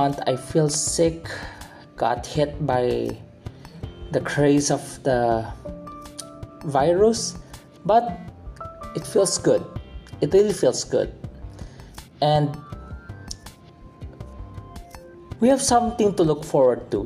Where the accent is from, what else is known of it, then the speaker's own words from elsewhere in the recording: Philippines; my home country, Philippines